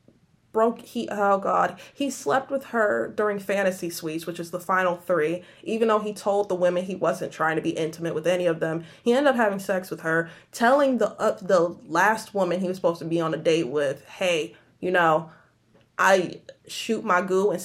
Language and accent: English; Michigan, United States; I'm from Michigan.